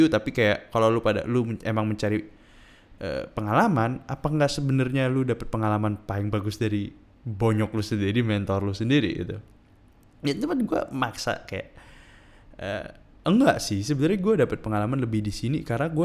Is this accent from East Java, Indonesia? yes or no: yes; East Java, Indonesia; Iya, gue dari Madura. Kalau lu pada yang baru pertama kali hari di sini, gue kasih tahu. Lu lagi lagi dengerin podcast seseorang yang ada di Pulau Madura.